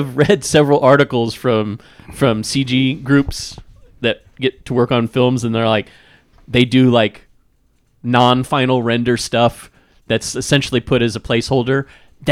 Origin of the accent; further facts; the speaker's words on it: Kansas, United States; Growing up in Kansas